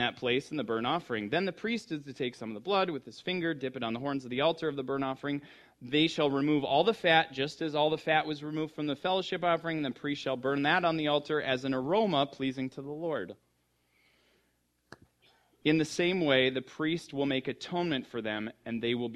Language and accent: English; United States; moved away; I grew up in the Red River Valley, which is the richest, darkest topsoil in the world